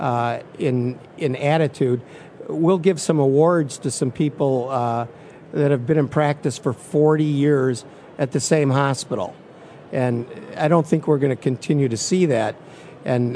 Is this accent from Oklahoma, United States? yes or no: no; Michigan, United States; moved away as an adult; now in Tennessee, United States; I'm originally from Michigan, went to medical school and graduate school, combined academic programs in Michigan